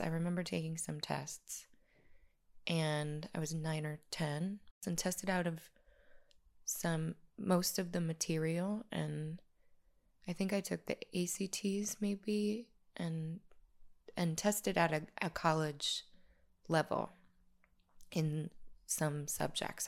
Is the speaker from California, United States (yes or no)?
no; La Crosse, Wisconsin, United States; moved away as an adult; also born or lived in Chicago / Los Angeles; we're from the Midwest, Uh, I was born in a town called La Crosse, Wisconsin in the eighties.